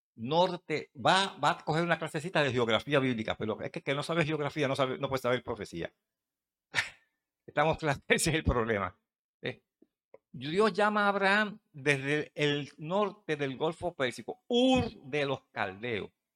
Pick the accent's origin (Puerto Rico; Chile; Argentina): Puerto Rico; allá en el campo mío dicen, de donde yo vengo de Mata de Plátano